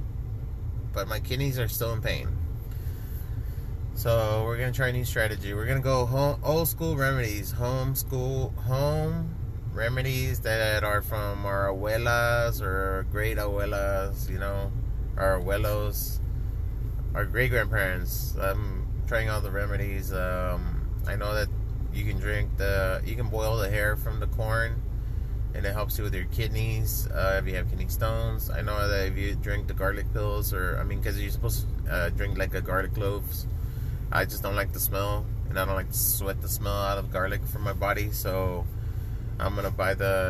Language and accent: English; Laredo, Texas, United States; now in San Antonio, United States; I grew up in a border town. I'm from Laredo, Texas.